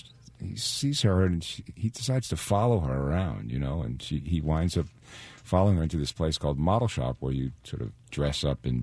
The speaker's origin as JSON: {"language": "English", "region": "New York", "country": "United States", "tie": "born or raised there", "moved": "yes", "said": "I'm from New York, and I played in a little concrete park"}